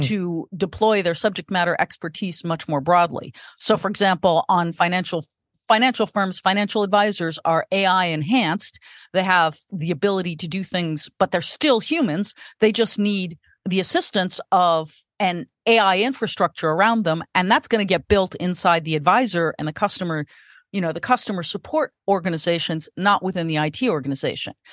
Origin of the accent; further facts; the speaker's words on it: California, United States; And I was born in California